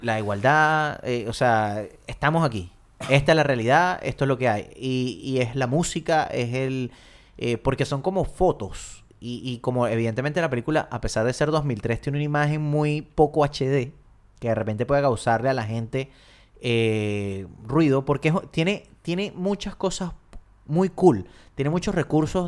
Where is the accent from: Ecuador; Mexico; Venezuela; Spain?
Venezuela; Uno como venezolano